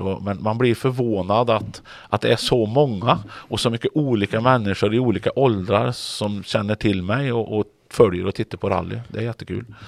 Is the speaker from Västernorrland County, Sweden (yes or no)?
no; Grums, Värmland, Sweden; now in Kungälv, Sweden; drev bilverkstad hemma i Grums och körde rally eh, när jag växte upp